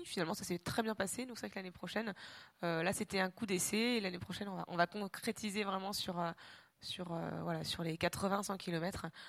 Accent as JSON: {"language": "French", "region": "Normandy", "country": "France", "tie": "born or raised there", "also_born_or_lived": "Réunion", "moved": "as an adult", "said": "je suis normande, effectivement, et que finalement, euh, j'ai vécu 25 ans de ma vie en Normandie"}